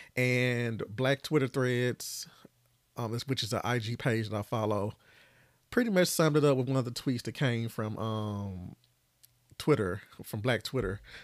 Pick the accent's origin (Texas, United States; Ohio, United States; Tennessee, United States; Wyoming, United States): Tennessee, United States; I'm from Tennessee, as y'all know, and I'm still here